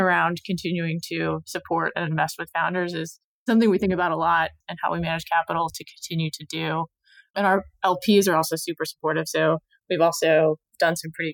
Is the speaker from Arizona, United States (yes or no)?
yes; Arizona, United States; moved away as an adult; also born or lived in Pennsylvania / Boston; I grew up in Arizona.